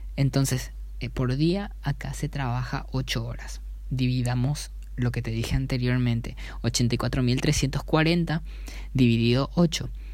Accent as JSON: {"language": "Spanish", "country": "Paraguay", "tie": "born or raised there", "said": "mi país natal, en donde yo vivo, donde yo me yo trabajo, donde yo crecí"}